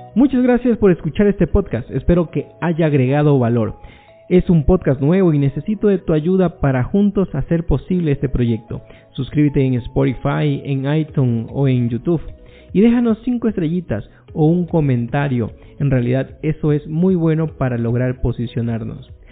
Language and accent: Spanish; Ecuador; nosotros como ecuatorianos